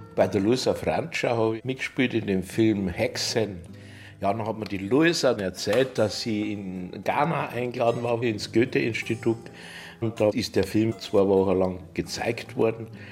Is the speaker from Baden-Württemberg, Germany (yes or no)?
no; Kötzting, Bavaria, Germany; ich bin in Kötzting aufgewachsen, im Bayerischen Wald damals